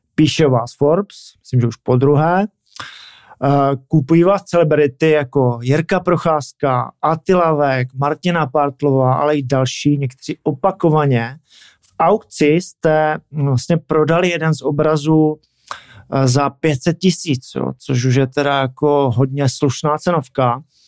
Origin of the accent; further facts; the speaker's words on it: Czechia; jsem taky Čech